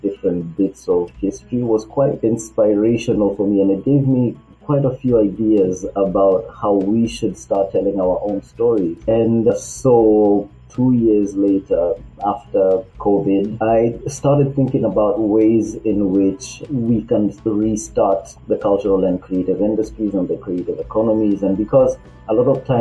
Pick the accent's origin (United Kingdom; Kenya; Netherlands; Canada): Kenya; moved away as an adult; now in Paris, France; I'm Kenyan, I'm 28, I'm a resident in Paris, I've been here 5 years